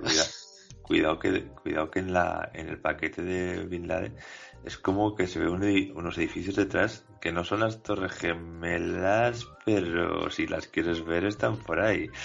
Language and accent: Spanish; Spain; Somos españoles